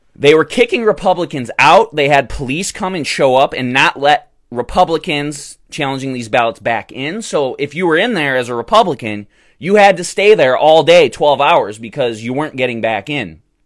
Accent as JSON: {"language": "English", "region": "Michigan", "country": "United States", "tie": "born or raised there", "said": "my home state of Michigan"}